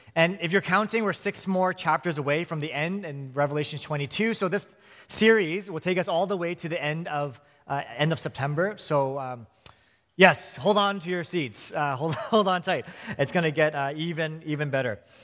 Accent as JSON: {"language": "English", "town": "Vancouver", "region": "British Columbia", "country": "Canada", "tie": "born or raised there", "also_born_or_lived": "Hong Kong", "said": "I was born and raised in Vancouver"}